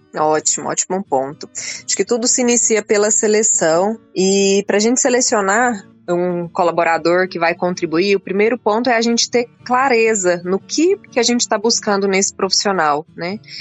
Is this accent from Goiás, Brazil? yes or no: yes; Rio Verde, Goiás, Brazil; Eu, eu nasci em Rio Verde, logo criança fui é. morar na fazenda fui criada na roça até vir para a escola